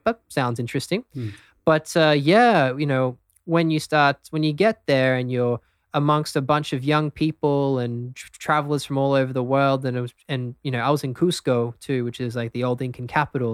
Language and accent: English; Brisbane, Queensland, Australia; also born or lived in London, United Kingdom; I'm actually born in the UK, so I was born um, just outside of London, hmm. but grew up in Australia in Brisbane.